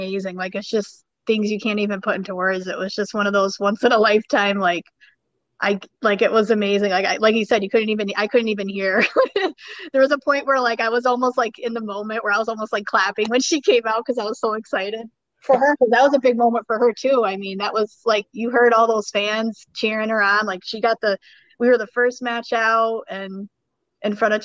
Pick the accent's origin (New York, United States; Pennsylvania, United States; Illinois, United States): New York, United States; Schenectady; hometown, you know, I'm from Schenectady, New York